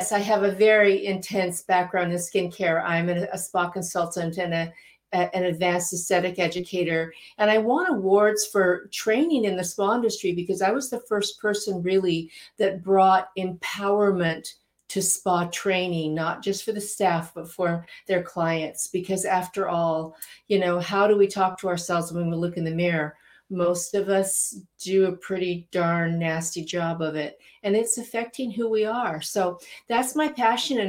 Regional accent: Utah, United States; I grew up in Utah and dang it, I wasn't blonde and I wasn't Mormon.

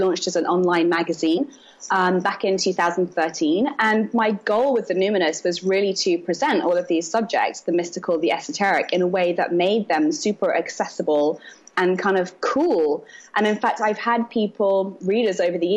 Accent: London, United Kingdom; moved away as an adult; also born or lived in Brooklyn, New York; now in New York, United States; I'm from London originally.

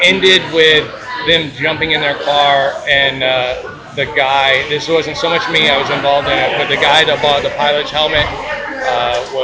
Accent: Ocoee, Florida, United States; I grew up in Oak Hoy, Florida

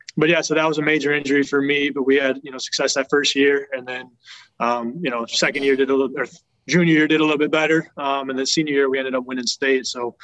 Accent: Wisconsin, United States; I don't know if it's every Wisconsin kid's dream, you know, growing up in Wisconsin, play for the Packers

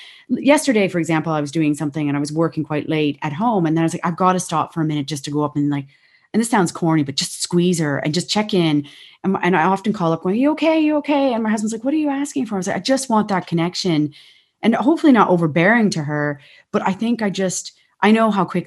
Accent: Ontario, Canada; moved away as an adult; now in Ireland; in Canada, we had so much space.

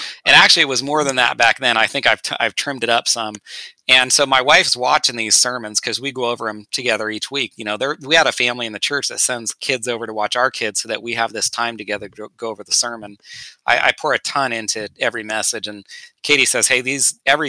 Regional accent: Northern California, United States; we grew up together in Northern California

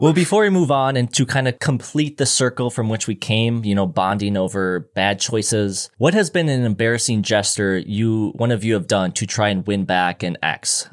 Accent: Minnesota, United States; being from Minnesota

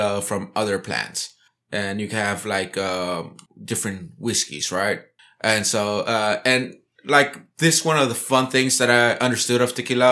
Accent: Brownsville, Texas, United States; I was born in the southern point of Texas, Brownsville, Texas.

